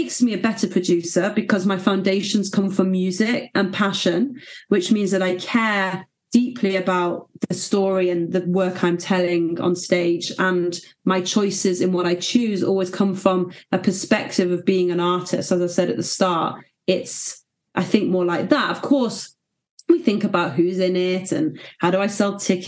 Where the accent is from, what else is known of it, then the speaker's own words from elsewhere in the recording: Manchester, North West England, United Kingdom; in Manchester. Beautiful. Which is very exciting. It's my hometown